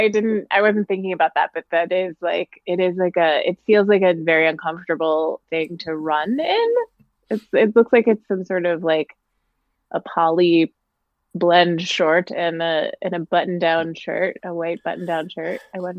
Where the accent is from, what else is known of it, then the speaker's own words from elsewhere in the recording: Glendale, California, United States; just from wherever, Glendale, California.